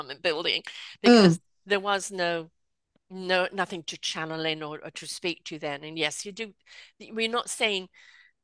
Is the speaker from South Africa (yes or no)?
yes; South Africa; accent: South African; moved away; had lived in South Africa at that time. Got to make sure my South African accent doesn't come out